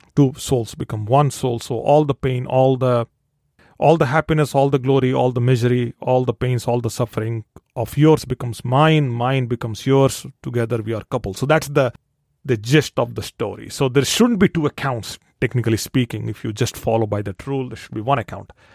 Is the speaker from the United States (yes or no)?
no; India; I'm born and raised in India